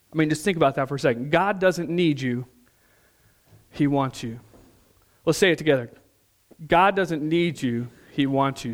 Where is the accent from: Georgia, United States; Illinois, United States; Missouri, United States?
Missouri, United States; moved away; some of my friends back home, we're from Missouri originally